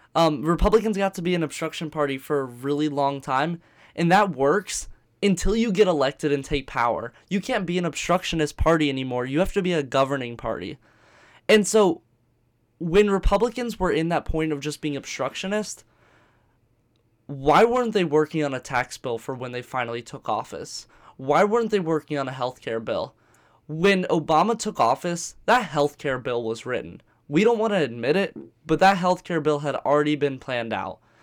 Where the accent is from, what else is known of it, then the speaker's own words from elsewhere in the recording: Virginia Beach, Virginia, United States; I'm from Virginia Beach